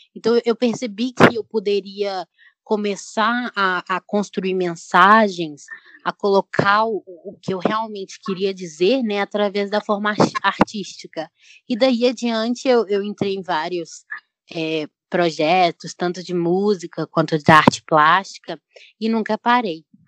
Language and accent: Portuguese; Belo Horizonte, Minas Gerais, Brazil; eu tenho 22 anos, sou de BH